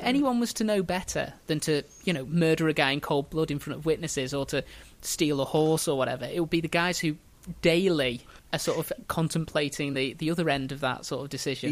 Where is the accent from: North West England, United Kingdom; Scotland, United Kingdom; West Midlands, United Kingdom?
North West England, United Kingdom; Merseyside; they put my hometown in Merseyside